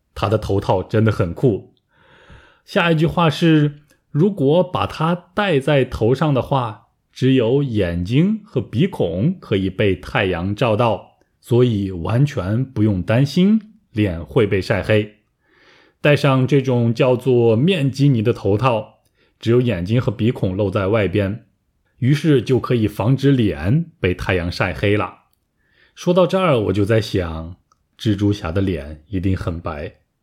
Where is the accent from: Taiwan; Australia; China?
China; Taiyuan, Shanxi; also born or lived in Busan, South Korea; now in Thailand; 我的家乡山西太原